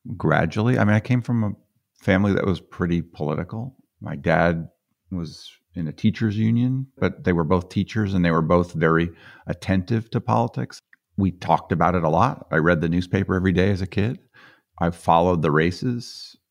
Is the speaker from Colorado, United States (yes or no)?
yes; Boulder, Colorado, United States; I'm from Colorado.